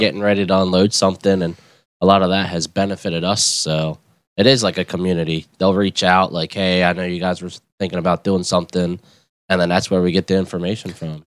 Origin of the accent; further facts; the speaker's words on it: West York, Pennsylvania, United States; I grew up there my whole life in West York